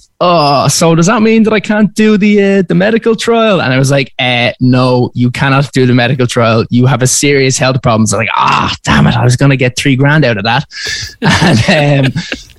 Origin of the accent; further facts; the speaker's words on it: Dublin, Leinster, Ireland; I'm from Dublin. I'm currently there at the moment.